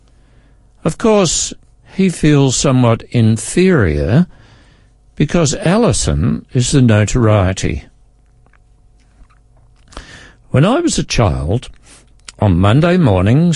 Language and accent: English; Australia; also born or lived in Adelaide, South Australia; I am Australian by birth. I am over 50 years old. I live in South Australia